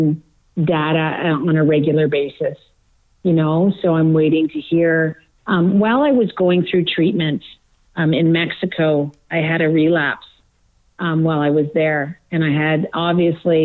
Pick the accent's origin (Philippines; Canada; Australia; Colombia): Canada; Manitoba; a town that I grew up in Manitoba